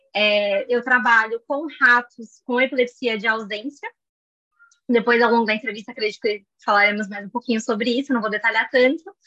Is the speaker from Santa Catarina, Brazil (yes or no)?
no; São Paulo, Brazil; also born or lived in Germany; morei minha vida inteira em São Paulo, ainda moro